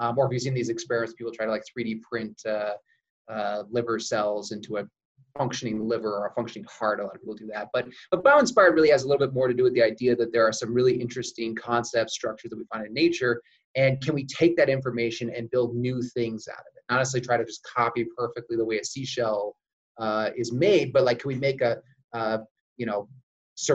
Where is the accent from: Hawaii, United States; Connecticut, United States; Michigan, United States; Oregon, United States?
Oregon, United States; moved away as an adult; also born or lived in San Diego, California; now in Utah, United States; I actually originally grew up in Oregon